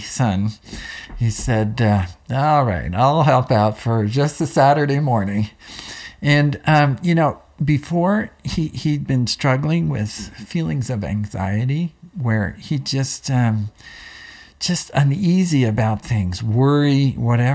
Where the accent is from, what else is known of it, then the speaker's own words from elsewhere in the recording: Pennsylvania, United States; I grew up in Pennsylvania, and we had a church farm where we grew tomatoes for Del Monte